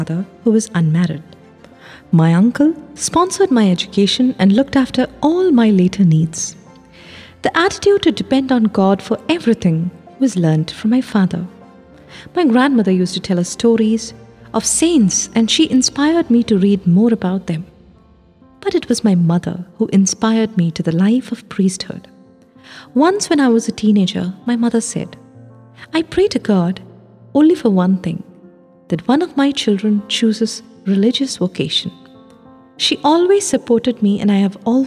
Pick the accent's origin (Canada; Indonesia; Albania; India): India; Mannar, Kerala; moved away as an adult; now in Rome, Italy; I was born in Mannar, a small village in Kottayam